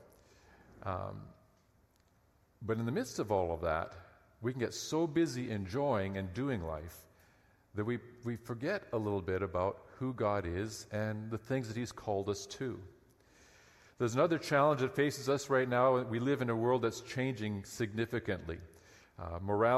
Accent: Lower Mainland, British Columbia, Canada; I grew up in the Lower Mainland

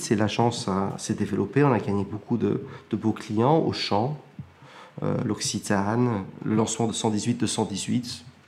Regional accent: Plymouth, South West England, United Kingdom; moved away as an adult; also born or lived in Cambridge; now in France; Je suis né à Plymouth, au Royaume-Uni

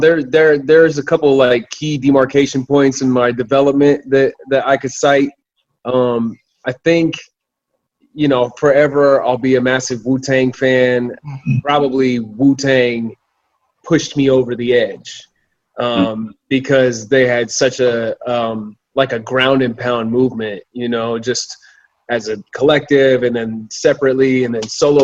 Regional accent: Arvada, Colorado, United States; moved away as an adult; also born or lived in Kansas City; I grew up in Arvada, Colorado, which is just north of Denver, like a suburb of Denver

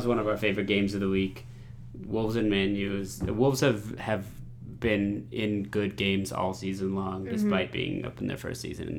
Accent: United States

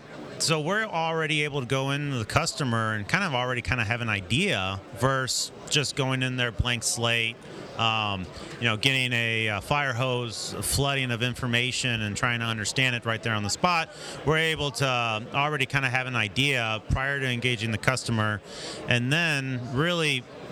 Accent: St. Louis, Missouri, United States; So, we're from St. Louis, and we don't always make it down to Arkansas

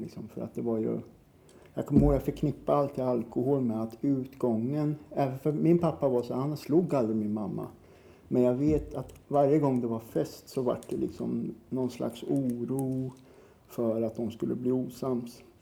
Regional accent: Norrköping, Östergötland, Sweden; Jag är uppvuxen i Norrköping. Mm. I ett ställe som ligger på utkanten av Norrköping som heter Navestad

